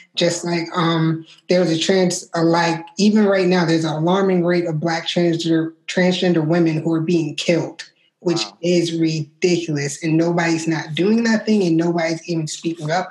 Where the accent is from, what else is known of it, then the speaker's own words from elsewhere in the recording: New York, United States; I'm originally from New York